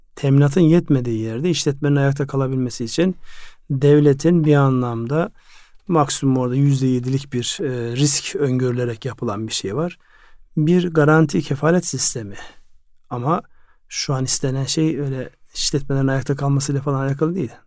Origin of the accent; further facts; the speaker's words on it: Ardahan, Turkey; moved away; Yani benim memleketim Ardahan